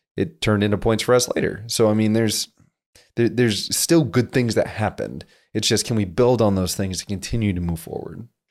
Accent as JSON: {"language": "English", "region": "South Dakota", "country": "United States", "moved": "yes", "said": "feel like I've come from a small town, so I'm from South Dakota"}